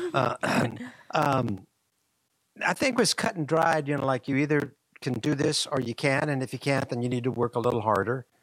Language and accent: English; Marion, Kansas, United States; I grew up in Marion, Kansas